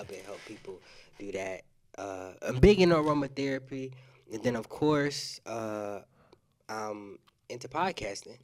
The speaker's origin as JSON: {"language": "English", "region": "South Carolina", "country": "United States", "moved": "yes", "lives_now": "Pensacola, United States", "said": "I'm not originally from Pensacola either. I'm from South Carolina"}